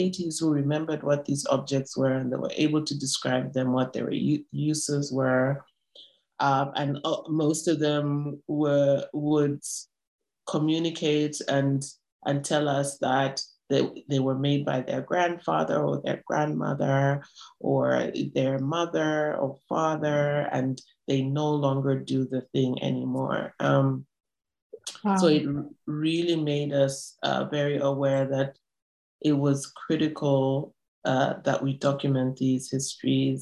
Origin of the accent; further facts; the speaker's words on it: North-Western Province, Zambia; I'm from the Northwestern part of Zambia